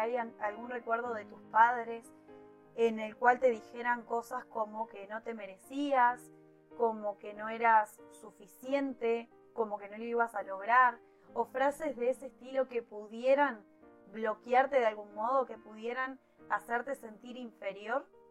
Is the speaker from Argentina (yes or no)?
no; Uruguay; en mi país, en Uruguay